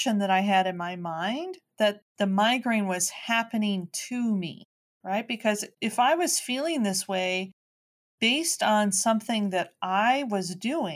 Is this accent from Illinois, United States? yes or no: yes; Chicago, Illinois, United States; I'm a kid from Chicago, right? I was raised the same way everybody else was